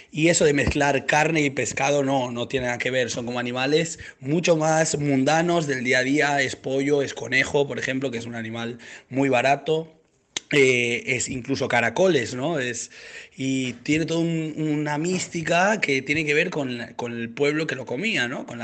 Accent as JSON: {"language": "Spanish", "region": "Valencian Community", "country": "Spain", "said": "para mí como valenciano"}